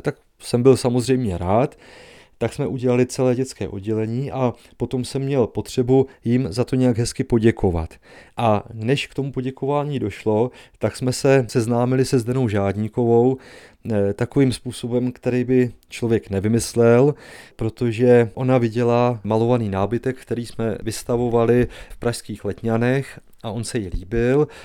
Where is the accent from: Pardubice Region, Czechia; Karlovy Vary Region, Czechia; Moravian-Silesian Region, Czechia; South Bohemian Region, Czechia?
Pardubice Region, Czechia; Slatiňany; also born or lived in Hradec Králové / Prague; jsem vyrůstal ve Slatíňanech